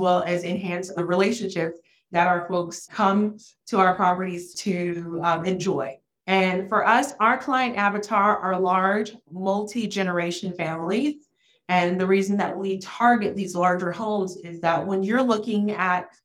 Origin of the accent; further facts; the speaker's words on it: Florida, United States; also born or lived in Haiti; raised in an underrepresented area in Florida